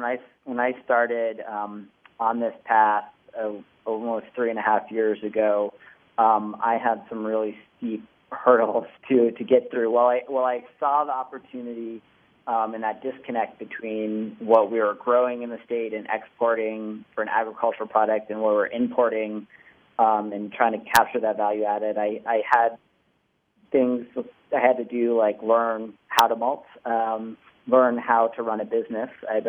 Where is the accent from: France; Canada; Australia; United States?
United States; Old Town, Maine; I grew up right in Old Town.